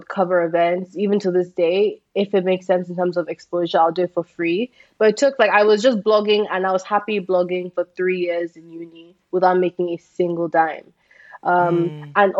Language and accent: English; Nigeria; being a Nigerian influencer